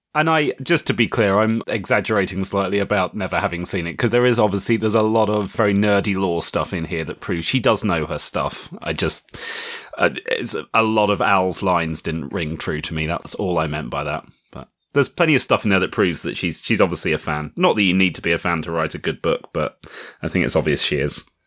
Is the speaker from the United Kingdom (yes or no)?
yes; United Kingdom; I'm British